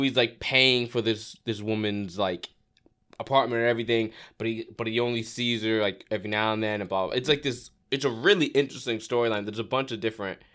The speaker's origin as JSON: {"language": "English", "region": "Florida", "country": "United States", "tie": "born or raised there", "also_born_or_lived": "Brooklyn, New York", "said": "I was born in Brooklyn, but I grew up in Florida."}